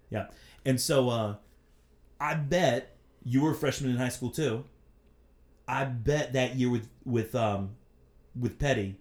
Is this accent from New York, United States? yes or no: no; Columbia, South Carolina, United States; also born or lived in Virginia; I was born in Virginia and I moved to Columbia in ninety-five